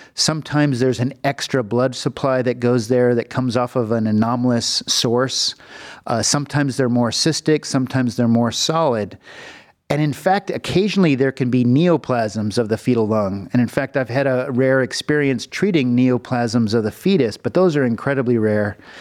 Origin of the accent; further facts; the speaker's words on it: Los Angeles, California, United States; moved away as an adult; also born or lived in Philadelphia; now in Cleveland, United States; I'm from California. I was born in the Los Angeles region in the Valley.